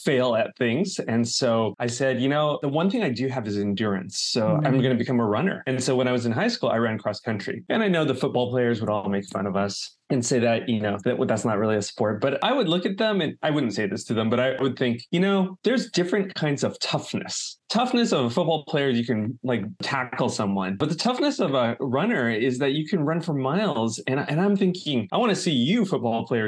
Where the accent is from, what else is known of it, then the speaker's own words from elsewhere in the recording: United States; my heritage of being Chinese American, of having two cultures